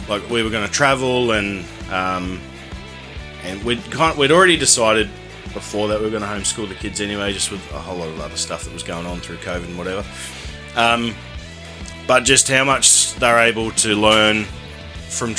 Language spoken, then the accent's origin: English; Ipswich, Queensland, Australia; we're from Ipswich, and that's quite dry out there.